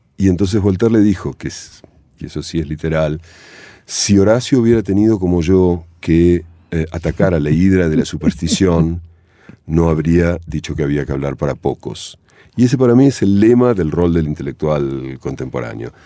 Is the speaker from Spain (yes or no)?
no; Argentina; moved away as an adult; cuando yo me fui de Argentina, que tenía 18 años